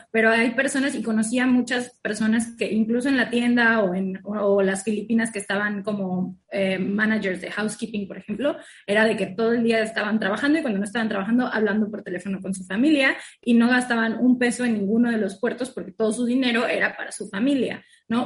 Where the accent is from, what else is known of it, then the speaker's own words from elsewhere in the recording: Cozumel, Quintana Roo, Mexico; also born or lived in Mérida, Yucatán; Yo soy de Cozumel y estudié en la Universidad de Mérida, Yucatán